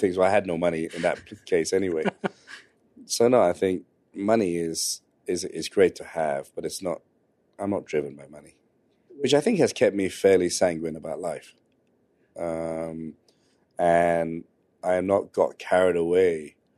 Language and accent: English; London, United Kingdom; I grew up in West London